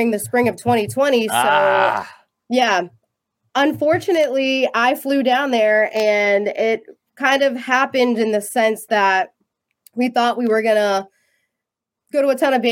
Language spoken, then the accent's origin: English; Boston area, Massachusetts, United States; that's where I'm from, born and raised in Massachusetts